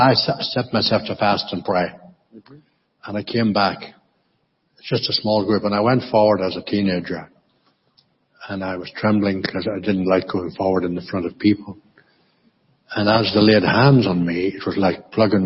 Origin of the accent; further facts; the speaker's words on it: County Monaghan, Ulster, Ireland; when I grew up in County Monaghan in the Republic, I was brought up in a very, very traditional Anglican church called Church of Ireland